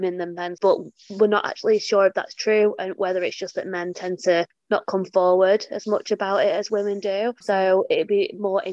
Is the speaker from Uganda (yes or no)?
no; England, United Kingdom; You can probably tell by my accent. I'm from England